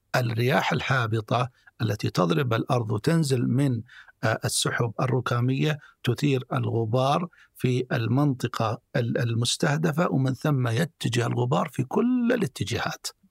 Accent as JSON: {"language": "Arabic", "country": "Saudi Arabia", "said": "عندنا في السعودية"}